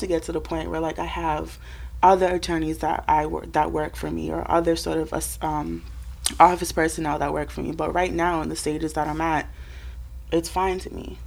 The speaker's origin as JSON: {"language": "English", "town": "Boston", "region": "Massachusetts", "country": "United States", "tie": "born or raised there", "said": "I'm from Boston. I grew up in Mission"}